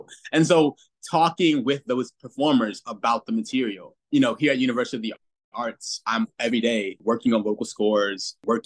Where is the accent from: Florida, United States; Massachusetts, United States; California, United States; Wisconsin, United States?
Florida, United States; Central; moved away; I'm from Central Florida originally.